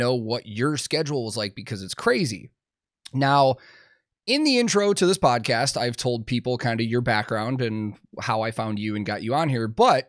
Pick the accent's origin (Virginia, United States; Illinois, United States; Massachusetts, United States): Illinois, United States; outside of Chicago; I also grew up outside of Chicago